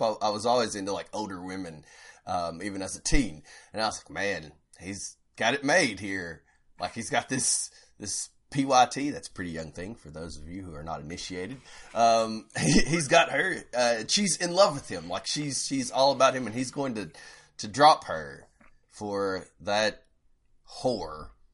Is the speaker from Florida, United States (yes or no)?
no; Powell County, Kentucky, United States; everyone in my family, uh, who's also from Powell County, they make fun of me 'cause my accent just, like, never went away